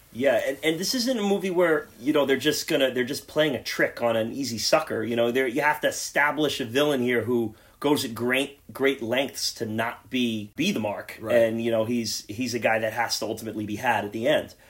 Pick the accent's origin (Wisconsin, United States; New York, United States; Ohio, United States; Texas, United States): New York, United States; the New York area, United States; we're from the New York area